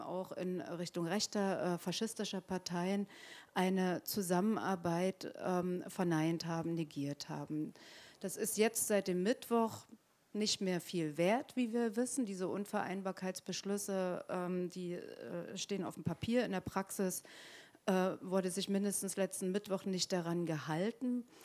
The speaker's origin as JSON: {"language": "German", "region": "East Germany", "country": "Germany", "said": "ich bin auch Ostdeutsche"}